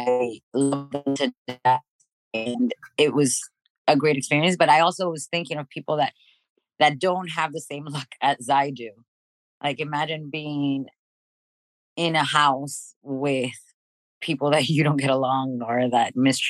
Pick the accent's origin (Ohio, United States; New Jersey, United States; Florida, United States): Florida, United States; Miami; moved away as an adult; also born or lived in Dominican Republic / Kendall, Miami; now in Los Angeles, United States; I was raised in Miami. We moved to Miami when I was 5